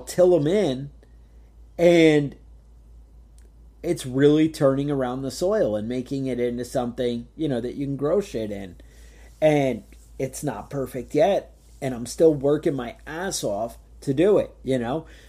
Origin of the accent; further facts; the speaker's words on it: Woodstock, New York, United States; growing up in Woodstock